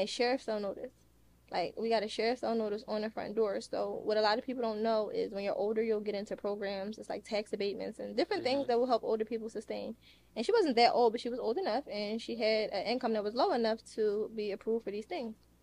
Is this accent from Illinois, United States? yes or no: no; Philadelphia, Pennsylvania, United States; I'm from Philadelphia